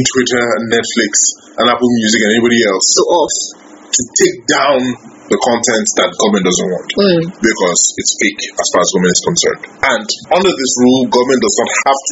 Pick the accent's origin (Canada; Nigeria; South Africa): Nigeria; I am poorer now than I was 4 years ago as a Nigerian